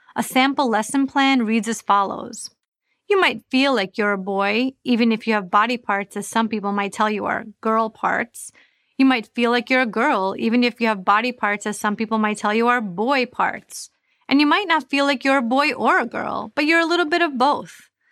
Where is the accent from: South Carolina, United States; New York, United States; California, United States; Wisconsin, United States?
New York, United States; moved away as an adult; now in Florida, United States; I moved from New York, where I had lived my entire life, to Florida to protect my children